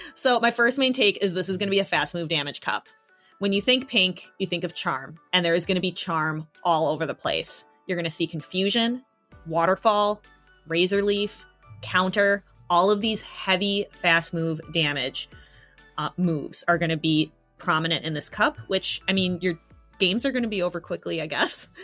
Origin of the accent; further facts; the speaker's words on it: United States; I'm from a small town, and people are definitely that charming. Like I'm from Podunk, USA